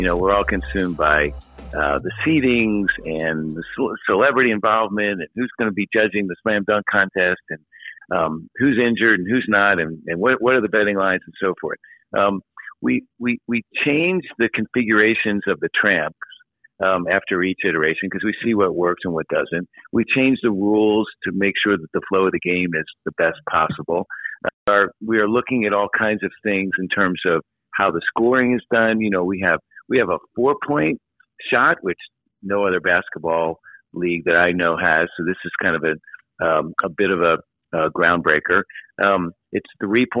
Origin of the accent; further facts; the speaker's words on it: Philadelphia, Pennsylvania, United States; I grew up in Philadelphia